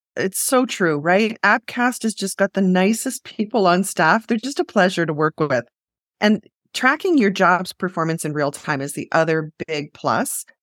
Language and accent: English; Western Canada, Canada; born or raised there